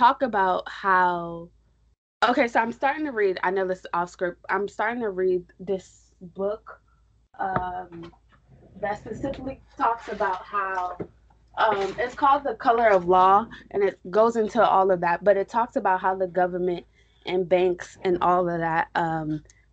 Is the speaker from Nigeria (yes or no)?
yes; Nigeria; also born or lived in New York; I'm Nigerian.